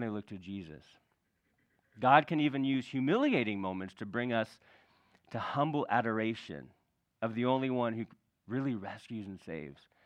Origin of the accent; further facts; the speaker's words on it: California, United States; we grew up in California